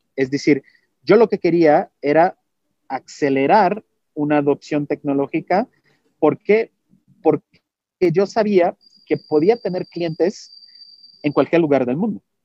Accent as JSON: {"language": "Spanish", "country": "Brazil", "second_language": "Spanish", "moved": "yes", "said": "Yo soy brasileño, mi español es 90%."}